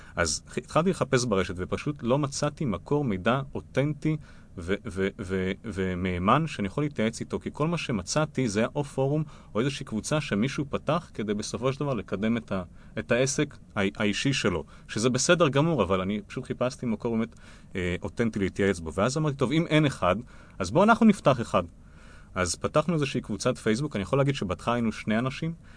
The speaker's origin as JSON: {"language": "Hebrew", "country": "Israel", "said": "אנחנו כישראלים"}